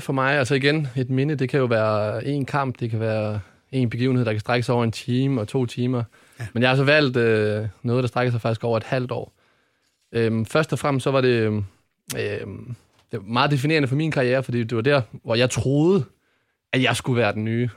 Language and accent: Danish; Odense, Southern Denmark, Denmark; Jeg kommer ned fra Ådalen i, i Odense